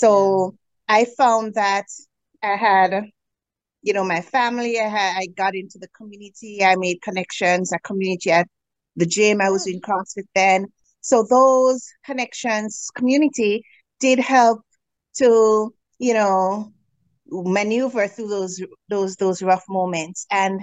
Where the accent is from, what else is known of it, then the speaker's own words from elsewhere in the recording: Jamaica; moved away as an adult; now in Canada; So I am originally from the Caribbean, Jamaica